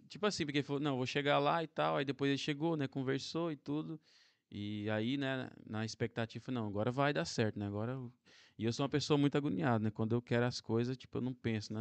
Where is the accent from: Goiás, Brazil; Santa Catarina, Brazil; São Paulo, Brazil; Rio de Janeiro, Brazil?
Goiás, Brazil; Anápolis; now in Portugal; eu sou de, do interior de Goiás, né? Do Brasil